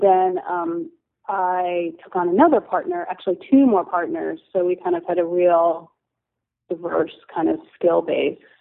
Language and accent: English; New Jersey, United States; moved away as an adult; also born or lived in Syracuse, New York; I'm from the East Coast originally, and um, I grew up in New Jersey